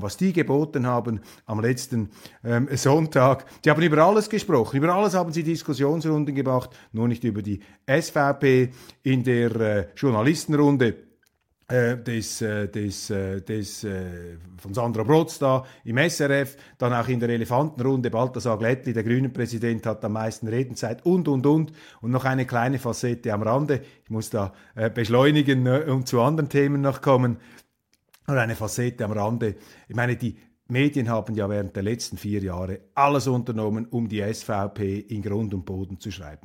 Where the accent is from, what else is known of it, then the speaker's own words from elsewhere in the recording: Switzerland; als Schweizer